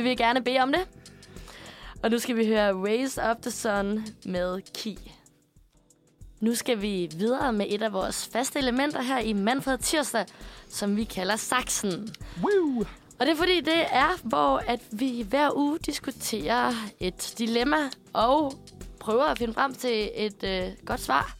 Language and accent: Danish; Aarhus, Central Denmark Region, Denmark; jeg er fra Aarhus og kæmpe A G F-fan